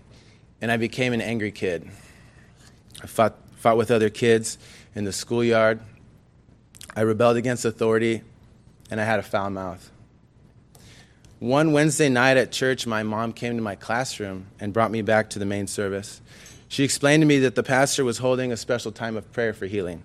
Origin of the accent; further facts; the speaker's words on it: Anaheim, California, United States; also born or lived in Ontario, California; I was born in Anaheim, the second of three children, all boys